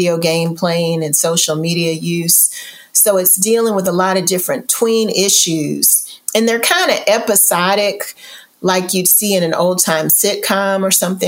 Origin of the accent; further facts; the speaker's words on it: Louisville, Kentucky, United States; now in Houston, United States; I'm originally from Louisville, Kentucky, and my family never traveled.